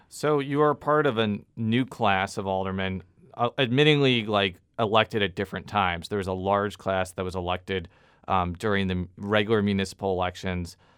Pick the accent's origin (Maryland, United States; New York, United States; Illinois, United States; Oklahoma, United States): Illinois, United States; also born or lived in Columbia, Missouri; now in St. Louis, United States; I'm from Illinois, too